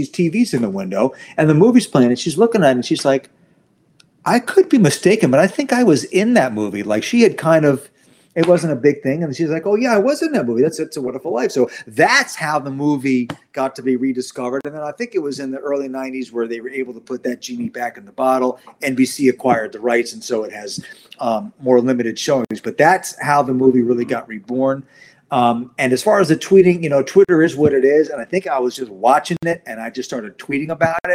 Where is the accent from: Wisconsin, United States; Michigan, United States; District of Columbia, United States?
District of Columbia, United States; Washington; I grew up in Washington